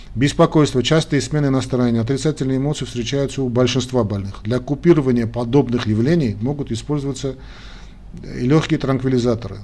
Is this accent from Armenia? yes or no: yes; Armenia; армяне как мы